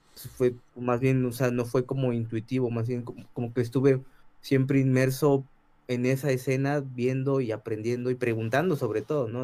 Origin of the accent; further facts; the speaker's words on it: Ciudad Nezahualcóyotl, State of Mexico, Mexico; yo crecí en el Estado de México, soy de Ciudad Nezahualcóyotl